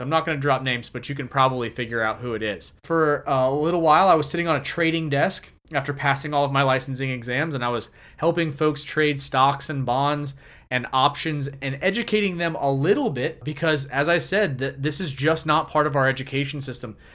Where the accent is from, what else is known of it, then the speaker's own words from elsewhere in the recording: Jacksonville, Florida, United States; I was born and raised here in Jacksonville